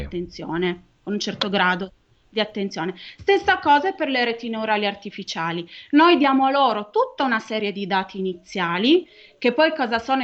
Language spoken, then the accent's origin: Italian; Turin, Piedmont, Italy; Io sono di Torino, quindi tante volte gli studenti del Politecnico mi dicono, "Ah, ma troviamo la prima persona che è nata a Torino, all'in-" Nata a Torino, ho fatto tutto al Politecnico di Torino